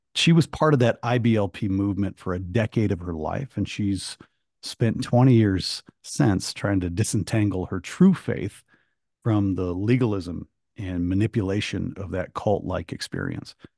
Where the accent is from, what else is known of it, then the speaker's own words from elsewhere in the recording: Michigan, United States; moved away; I'm from Michigan originally